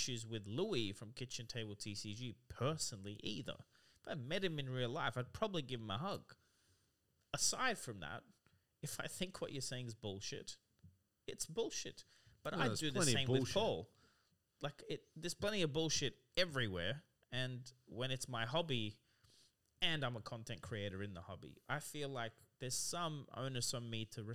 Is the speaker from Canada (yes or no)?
no; Australia; I'm also Aussie